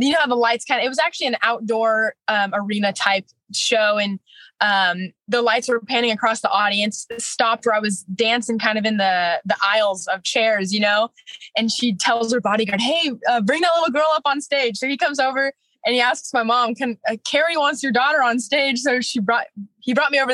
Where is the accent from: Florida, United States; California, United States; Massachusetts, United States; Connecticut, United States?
California, United States; moved away; I'm from the West Coast